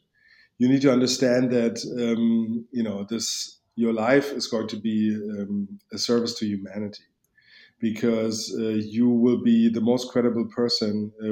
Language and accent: English; Berlin, Germany; I grew up in East Berlin